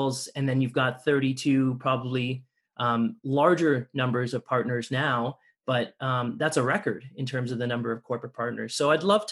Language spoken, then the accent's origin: English; Toronto, Ontario, Canada; growing up in Toronto myself